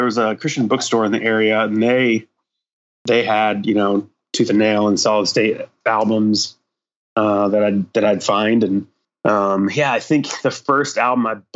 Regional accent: Clarks Summit, Pennsylvania, United States; moved away as an adult; also born or lived in Illinois; But I grew up in the Scranton area.

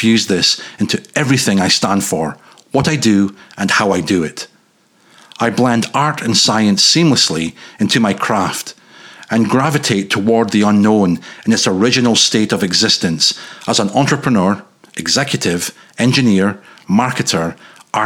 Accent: north-east Scotland, United Kingdom; moved away; growing up in Caledonia's northeastern peninsula's bitter edge

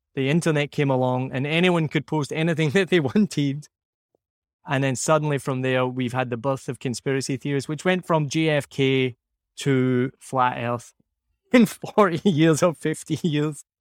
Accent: Scotland, United Kingdom; now in Vietnam; I say I'm Scottish or even filling in a form and there's no option. It's just English. I'll say I'm from Scotland

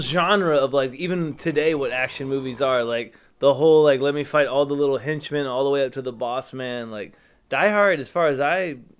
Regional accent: Texas, United States; now in Los Angeles, United States; We're all from Texas.

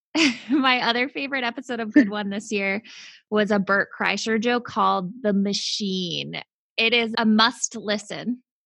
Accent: Worcester, Massachusetts, United States; accent: Worcester; when I hang out with people from Worcester, my accent sure. is more pronounced

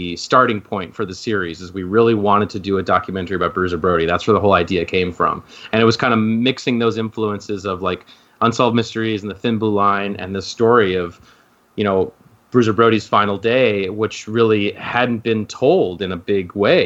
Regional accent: Midwest, United States; I grew up in the Midwest

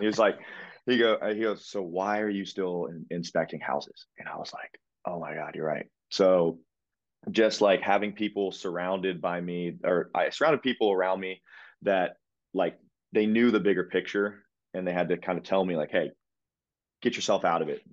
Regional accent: Pickerington, Ohio, United States; also born or lived in Columbus, Ohio; born and raised in Columbus, Ohio, Pickerington, Ohio, to be specific

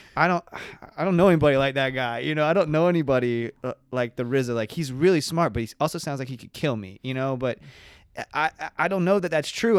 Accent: Elizabethtown, Kentucky, United States; I was born in Elizabethtown, Kentucky

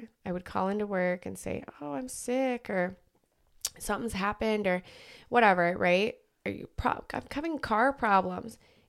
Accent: Las Vegas, Nevada, United States; I grew up in Vegas.

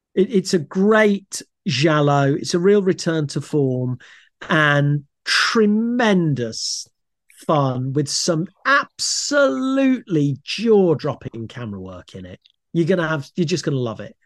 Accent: Leicester, East Midlands, United Kingdom; moved away as an adult; also born or lived in London; I grew up in Leicester, had a lovely, happy, safe childhood

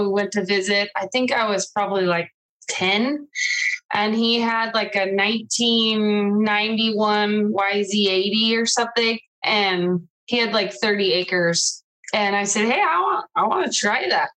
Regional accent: Riverside, California, United States; I grew up in Riverside, California

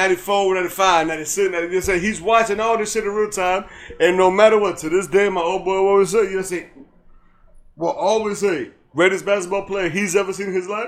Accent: United States; I'm American, bro.

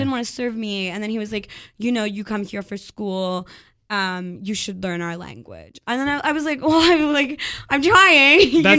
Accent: Ontario, Canada; moved away; also born or lived in Quebec; So, I'm from Ontario. I learned French when I was, like, 17.

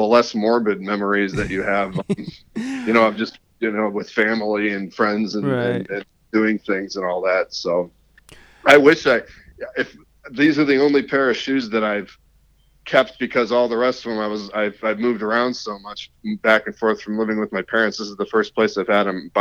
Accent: South Lyon, Michigan, United States; born or raised there; also born or lived in Columbus, Ohio / Birmingham, Michigan / Troy, Michigan

